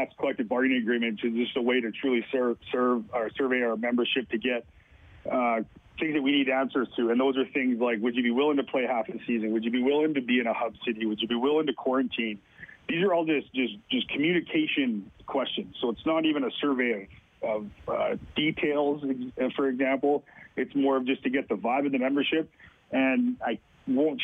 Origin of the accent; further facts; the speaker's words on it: Edmonton, Alberta, Canada; when I was growing up in Edmonton, I remember all the people that I grew up watching